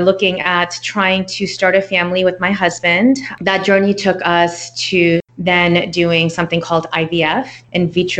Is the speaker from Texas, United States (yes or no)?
yes; Texas, United States; also born or lived in New York; I was raised here in Texas, moved to San Antonio, and I've kind of been all over the state